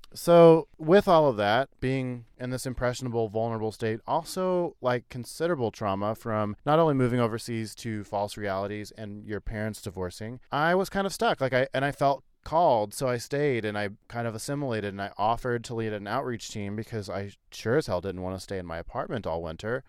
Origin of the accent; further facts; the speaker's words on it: Missouri, United States; growing up in Missouri